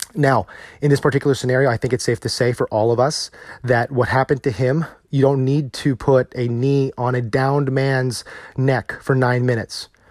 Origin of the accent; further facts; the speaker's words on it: United States; as a husband, as a father, as an American